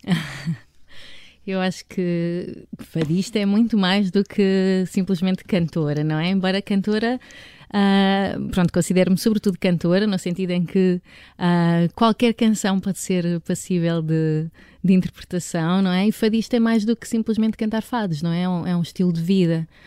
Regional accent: Vila Nova de Famalicão, Norte, Portugal; now in Lisbon, Portugal; Eu sou minhota e sempre ouvi, até nas festas populares da região onde eu vivia, no Conselho de Vila Nova de Famalicão

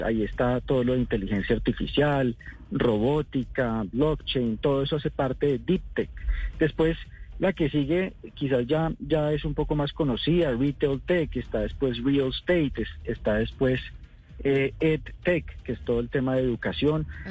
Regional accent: Colombia; como, como colombianos

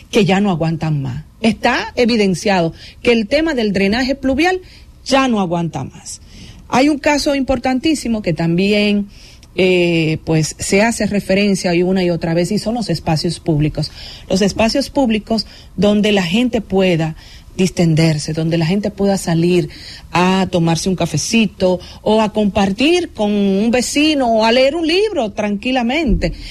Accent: Dominican Republic; Y yo quisiera, como dominicana, como periodista, como comunicadora

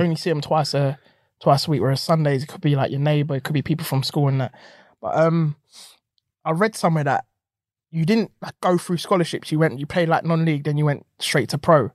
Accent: London, United Kingdom; me growing up in South

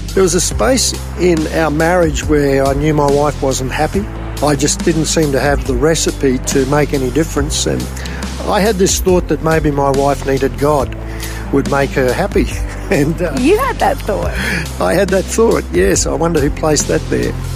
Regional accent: Rockhampton, Queensland, Australia; also born or lived in Brisbane / Innisfail; I was eight years of age, um, living in Rockhampton from Brisbane in the early years of, from after I was born in Brizzy. My dad was transferred up to Innisfail and uh, then back to Rockhampton.

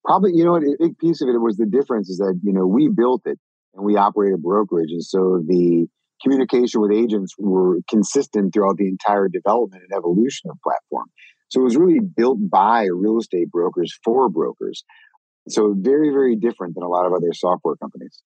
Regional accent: Minnesota, United States; moved away; I grew up in Minnesota

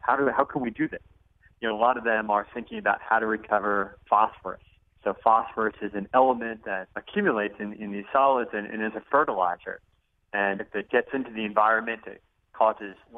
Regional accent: Arizona, United States; I'm from Arizona, and we have gold mines and silver mines in Arizona

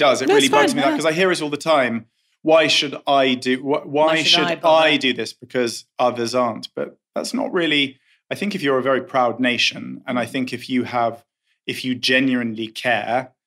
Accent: London, United Kingdom; I grew up in London. I could see Marble Arch from my bedroom window.

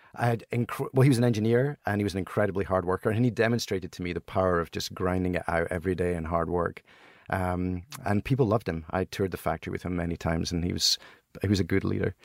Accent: Helensburgh, Scotland, United Kingdom; born or raised there; moved away as an adult; also born or lived in Broughty Ferry, Scotland / Boston, United States; now in United States

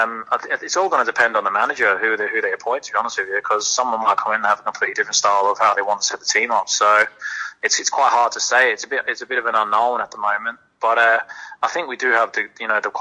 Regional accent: Perth, Western Australia, Australia; I'm from Perth, my family. I've got a little girl here

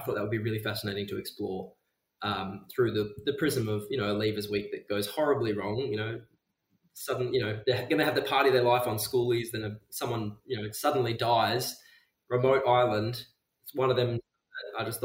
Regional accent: Geraldton, Western Australia, Australia; I grew up in Geraldton, which is about 4 hours north of Perth

